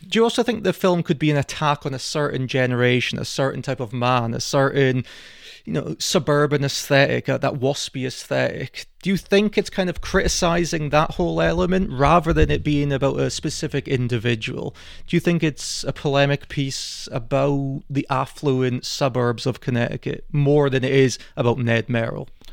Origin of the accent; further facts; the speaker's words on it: Scotland, United Kingdom; we're Scottish